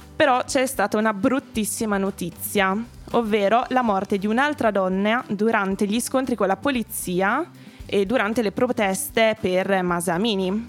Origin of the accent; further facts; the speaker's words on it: Emilia-Romagna, Italy; now in Milan, Italy; io sono romagnola